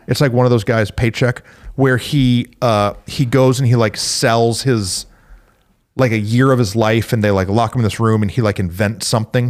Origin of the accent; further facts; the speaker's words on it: Flint, Michigan, United States; I grew up in Flint, Michigan